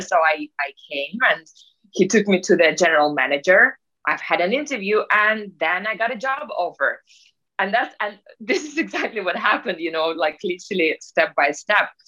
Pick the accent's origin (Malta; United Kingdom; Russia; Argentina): Russia; moved away; I'm Russian originally. And just to, I guess, to start with how it all began for me, uh, I was born in Russia in Soviet Union times